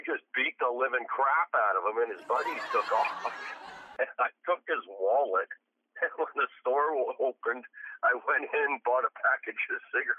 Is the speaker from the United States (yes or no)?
no; Surrey, British Columbia, Canada; I grew up in Surrey, Gang Central. Now, this is about 1987. I'm about 17.